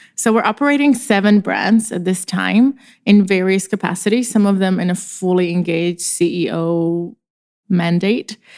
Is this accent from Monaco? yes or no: no; Czechia; moved away as an adult; now in Los Angeles, United States; I am actually from the Czech Republic, which is a very tiny and charming country next to Germany in Europe. And I was born there